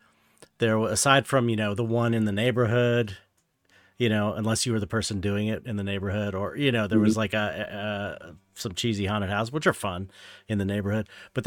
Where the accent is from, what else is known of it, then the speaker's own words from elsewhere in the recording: San Pedro, California, United States; And it was in Torrance. I was from San Pedro. Torrance is like, I don't know, 15, 20 minutes outside of town.